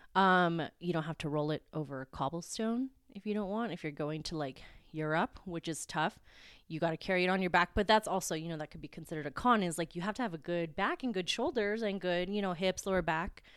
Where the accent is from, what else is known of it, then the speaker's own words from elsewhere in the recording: Philippines; I'm Filipino, very proud